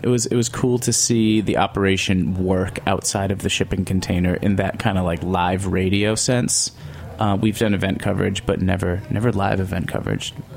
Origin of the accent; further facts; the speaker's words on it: New York, United States; as a New Yorker